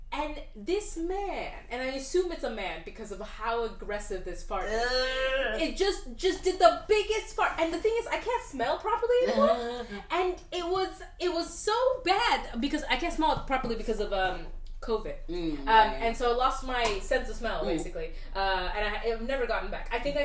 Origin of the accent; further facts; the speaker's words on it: United Kingdom; we're also British